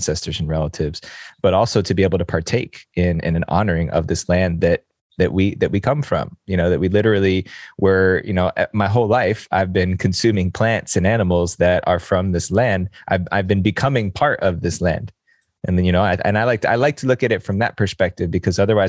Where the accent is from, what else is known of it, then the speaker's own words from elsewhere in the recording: New Jersey, United States; I was born here. I was born in New Jersey, right outside of New York City